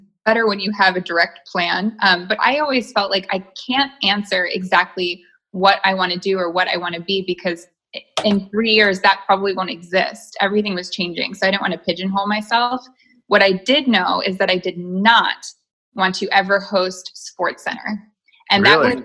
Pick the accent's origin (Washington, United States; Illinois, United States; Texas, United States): Illinois, United States; Chicago; now in Los Angeles, United States; I was born in Chicago.